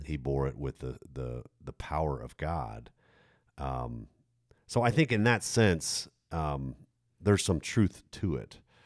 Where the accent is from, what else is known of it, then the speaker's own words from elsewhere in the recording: United States; I'm, I'm American.